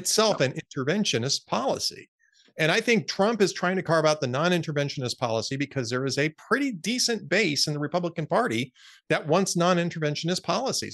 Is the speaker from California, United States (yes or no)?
yes; Los Angeles, California, United States; moved away; I grew up in Los Angeles.